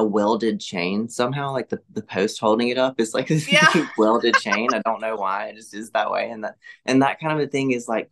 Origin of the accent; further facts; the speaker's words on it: Laurel, Mississippi, United States; I grew up in the Southern Baptist Church here in Laurel with my family